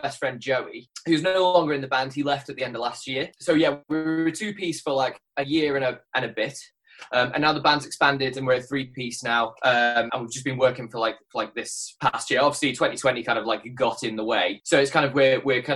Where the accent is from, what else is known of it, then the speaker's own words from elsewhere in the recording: Isle of Man; also born or lived in Oxford; now in London, United Kingdom; I'm from the Isle of Man originally, but I've been in London for like the past 7 years